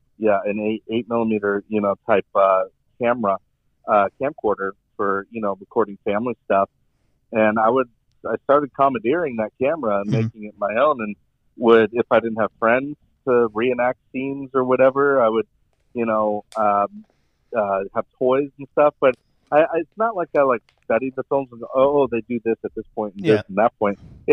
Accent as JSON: {"language": "English", "region": "West Coast", "country": "United States", "tie": "born or raised there", "said": "Growing up on the West Coast, I mean, skateboarding is a huge thing."}